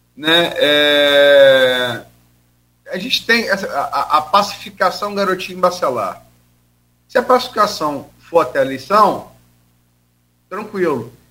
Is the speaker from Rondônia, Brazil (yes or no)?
no; Campos dos Goytacazes, Rio de Janeiro, Brazil; also born or lived in Niterói; Também sou de Niterói, mas fui criado em Campos